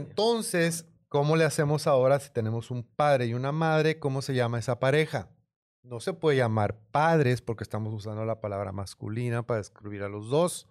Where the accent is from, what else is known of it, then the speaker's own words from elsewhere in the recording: Mexico; me criaron en México, mi escuela, escuela pública